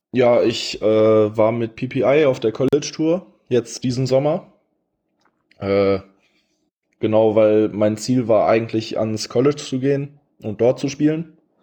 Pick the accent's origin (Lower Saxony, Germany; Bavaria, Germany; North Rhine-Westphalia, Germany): North Rhine-Westphalia, Germany; Ratingen; ich bin 21, ich komme aus Rating, Nähe von Düsseldorf